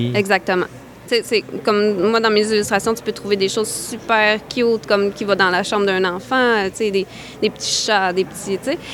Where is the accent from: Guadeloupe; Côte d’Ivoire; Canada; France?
Canada; Côte-Nord, Quebec; je suis originaire de la Côte-Nord